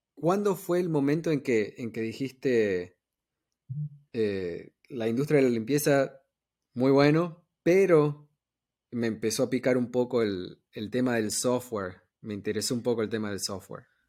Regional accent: New York, United States; yo me crié en Nueva York

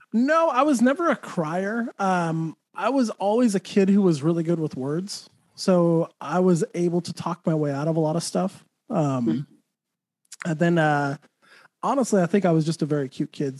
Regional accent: Santa Fe, New Mexico, United States; also born or lived in Texas; now in Florida, United States; New Mexico, where I'm from

